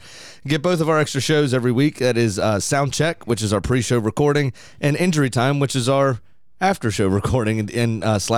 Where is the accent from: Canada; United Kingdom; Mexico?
United Kingdom; Scotland; I am fucking Scottish.